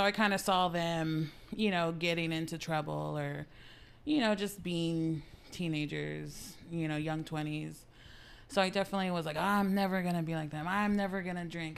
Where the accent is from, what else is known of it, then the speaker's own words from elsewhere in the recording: San Antonio, Texas, United States; I grew up here in San Antonio